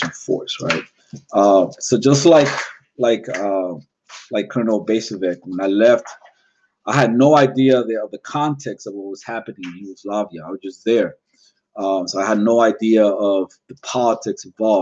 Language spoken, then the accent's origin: English; Puerto Rico; growing up in Puerto Rico